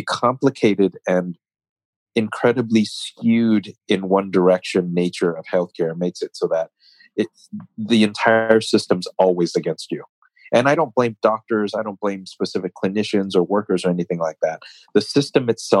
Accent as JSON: {"language": "English", "country": "United States", "said": "I'm an American"}